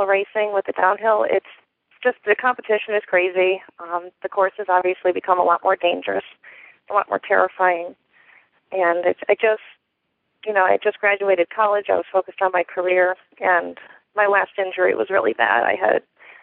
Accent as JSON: {"language": "English", "region": "Connecticut", "country": "United States", "moved": "yes", "said": "I'm originally from Connecticut, so that's where I started trail running."}